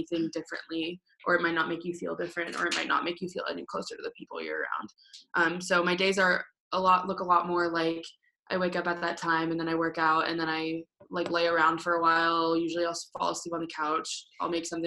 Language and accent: English; Denver, Colorado, United States; I'm from Denver, Colorado